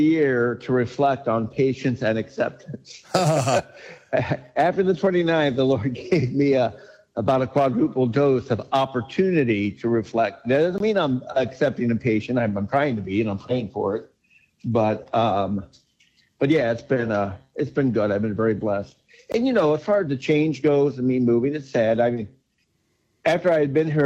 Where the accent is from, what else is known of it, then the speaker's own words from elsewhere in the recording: Ellsbury, United States; moved away as an adult; where I grew up in Ellsbury